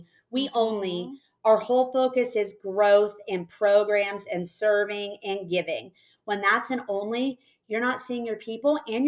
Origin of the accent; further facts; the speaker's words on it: California, United States; we grew up saying niche in California.